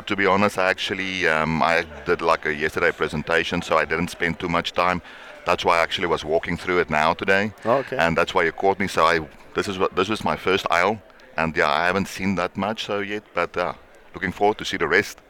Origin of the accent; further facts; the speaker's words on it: South Africa; Me being a South African